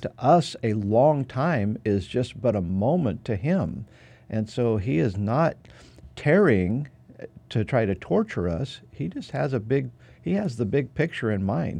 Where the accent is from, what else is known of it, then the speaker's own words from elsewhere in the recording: Nampa, Idaho, United States; my hometown, Nampa, Idaho